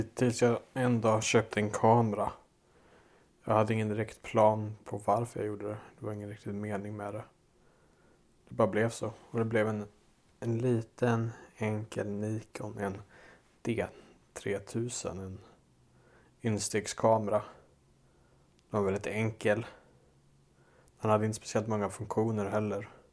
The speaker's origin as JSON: {"language": "Swedish", "town": "Dals Långed", "region": "Västra Götaland", "country": "Sweden", "tie": "born or raised there", "moved": "as an adult", "said": "min hemort, Dalslånged i Dalsland, där jag är uppväxt."}